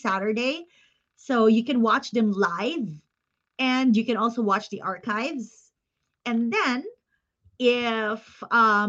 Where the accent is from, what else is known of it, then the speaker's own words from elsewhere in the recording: Philippines; moved away as an adult; also born or lived in China; now in Japan; the Filipino experience of growing up in our own country and then going into another country